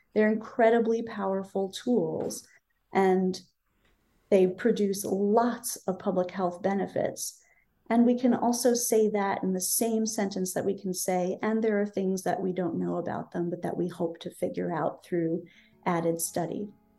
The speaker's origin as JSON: {"language": "English", "town": "Berkeley", "region": "California", "country": "United States", "tie": "born or raised there", "said": "my hometown of Berkeley, California"}